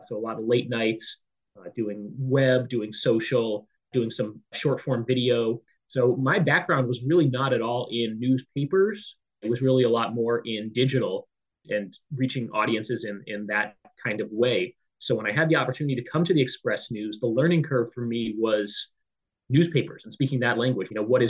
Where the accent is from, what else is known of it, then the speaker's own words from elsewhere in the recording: San Diego, California, United States; So I grew up in San Diego, California.